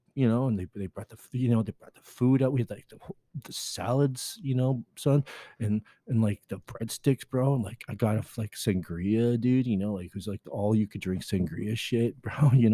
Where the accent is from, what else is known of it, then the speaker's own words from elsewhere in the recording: Dallas, Texas, United States; I'm from Dallas, you know, Dallas, right?